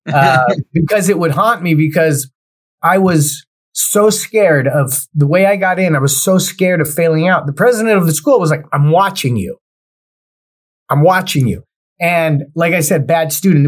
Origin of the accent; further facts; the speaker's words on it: Cerritos, California, United States; also born or lived in Los Angeles, California; I grew up in a city called Cerritos, California, which is right on the outskirts of L.A. County and Orange County